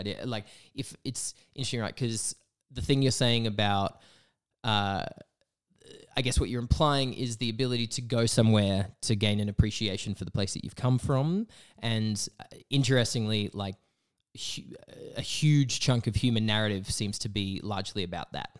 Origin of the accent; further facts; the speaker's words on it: Broken Hill, New South Wales, Australia; moved away as an adult; now in Canberra, Australia; I grew up in Broken Hill